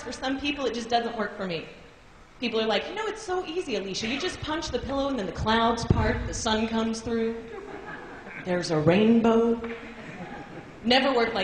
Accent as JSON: {"language": "English", "town": "Seattle", "region": "Washington", "country": "United States", "also_born_or_lived": "Los Angeles", "moved": "as an adult", "said": "I'm originally from Seattle, but I moved to LA and now I'm back"}